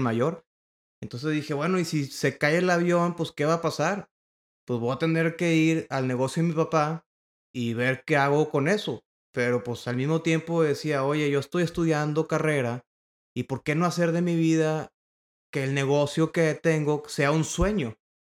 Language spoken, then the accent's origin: Spanish; Monterrey, Nuevo León, Mexico; Yo soy originario de Monterrey, Nuevo León